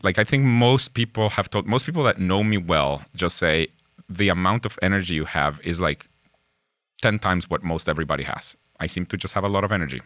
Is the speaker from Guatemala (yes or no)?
yes; Guatemala; first language Spanish; English is a second language; moved away as an adult; now in Pittsburgh, United States; I myself am from Guatemala.